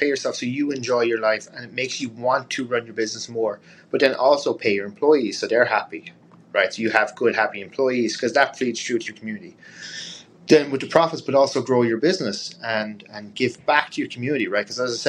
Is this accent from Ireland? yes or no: yes; Ireland; But a big thing for me being Irish is travel, right?